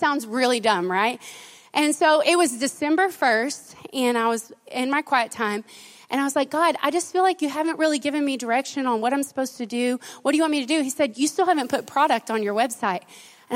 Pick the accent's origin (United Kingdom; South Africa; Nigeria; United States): United States; Silver Springs; moved away; also born or lived in Royse City, Texas; I was raised in Silver Springs